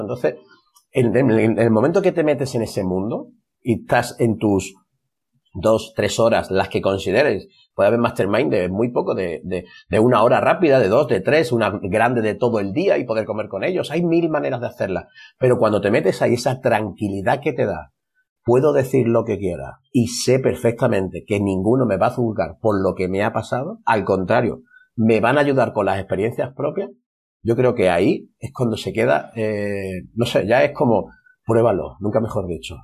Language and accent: Spanish; Marbella, Andalusia, Spain; olernos, que se dice en mi pueblo, vamos a olernos. Aquí por Marbella se dice así